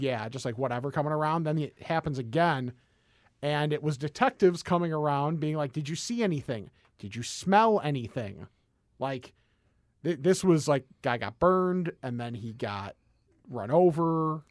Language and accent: English; West Chicago, Illinois, United States; I grew up in West Chicago